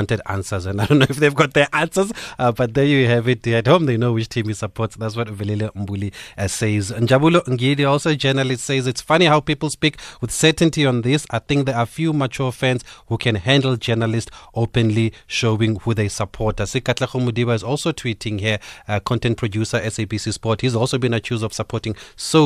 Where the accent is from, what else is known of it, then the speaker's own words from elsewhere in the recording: Soweto, Gauteng, South Africa; there was a time in my life when I grew up in Orlando